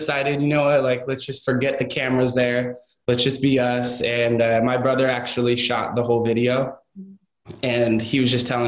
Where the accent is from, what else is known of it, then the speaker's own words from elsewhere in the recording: Orange County, California, United States; I'm from Orange County